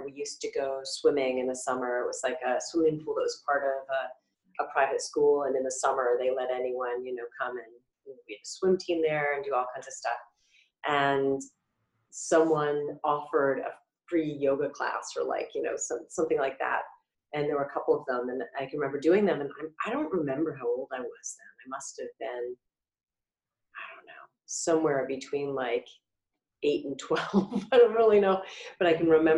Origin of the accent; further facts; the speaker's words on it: Boston, Massachusetts, United States; also born or lived in New Jersey / New York City; I was born actually in New Jersey where my parents were living while my dad was working in New York. And then we quickly moved to New England and I grew up in Massachusetts, or Boston